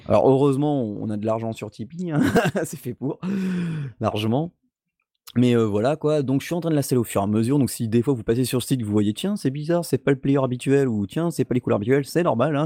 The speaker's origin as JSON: {"language": "French", "country": "France", "said": "même chez nous, en France"}